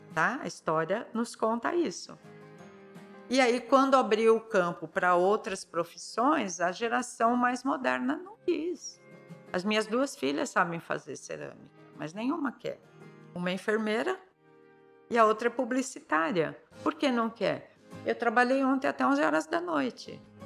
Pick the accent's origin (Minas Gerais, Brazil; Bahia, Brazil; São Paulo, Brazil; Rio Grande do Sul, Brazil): São Paulo, Brazil; moved away as an adult; now in São Sebastião, Brazil; na infância eu sou de São Paulo, né? São Paulo capital, Vila Prudente